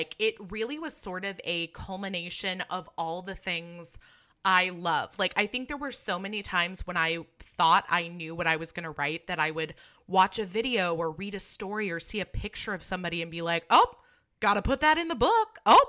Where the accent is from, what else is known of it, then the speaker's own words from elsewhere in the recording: California, United States; You're from the East Coast, and I'm from California, where we just, this is not, we don't have a white Christmas.